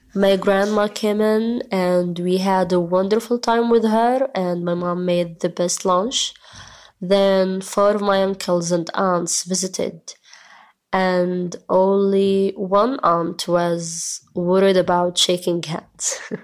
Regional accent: Gaza Strip, Palestine; I'm from Gaza. I live in the north in one of the most crowded camps of this Strip, called Jabalia Camp.

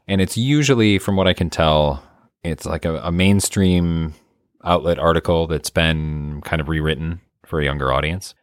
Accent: Michigan, United States; now in Illinois, United States; I'm used to it growing up in Michigan, getting just a ton every season

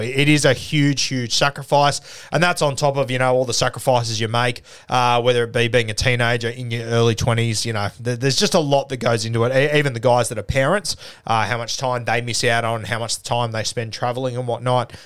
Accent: Sydney, New South Wales, Australia; growing up in the South Sydney comp

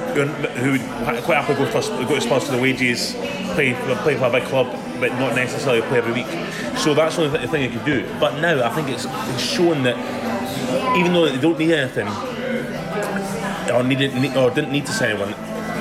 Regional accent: United Kingdom; as a British person

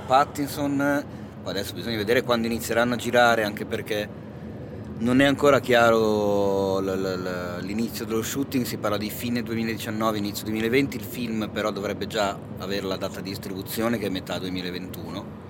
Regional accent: Milan, Lombardy, Italy; da milanese

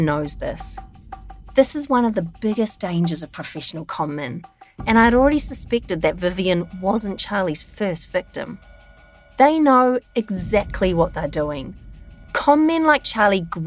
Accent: New Zealand; I am a really proud Kiwi

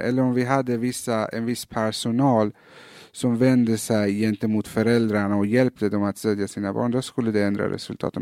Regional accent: Malmö, Skåne, Sweden; also born or lived in Iran; när jag växte upp i Fosie

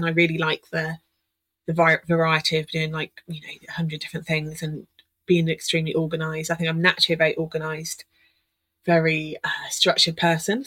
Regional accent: Oxfordshire, South East England, United Kingdom; I moved back home to Oxfordshire

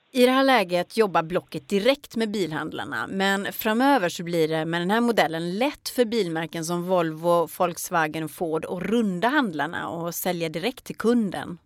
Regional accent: Ulricehamn, Västra Götaland, Sweden; Jag är från Ulricehamn.

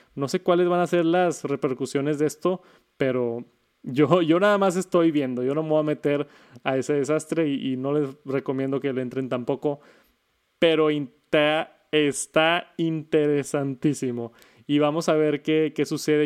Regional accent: Mexico; en mi país, en México

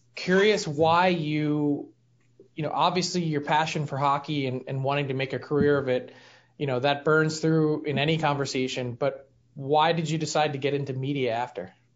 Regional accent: Philadelphia, Pennsylvania, United States; I'm from Philly.

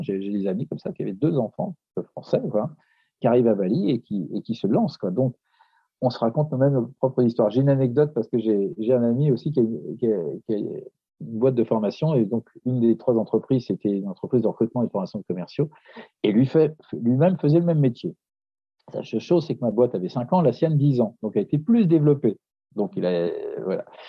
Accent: Paris, Île-de-France, France; je suis de Paris

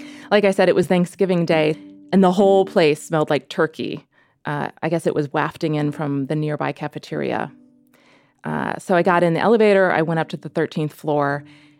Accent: United States; moved away as an adult; also born or lived in New York City; now in Netherlands; I'm an American woman, and I live in Holland

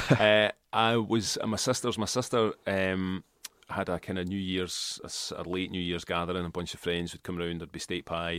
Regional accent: Kilmacolm, Scotland, United Kingdom; also born or lived in Port Glasgow / Glasgow; I grew up in Kilmacombe, right? And my parents come from Port Glasgow

